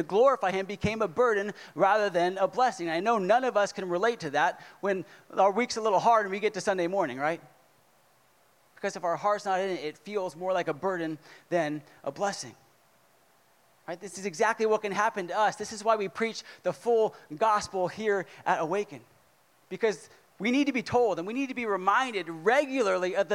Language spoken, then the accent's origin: English; California, United States; moved away; I'm from California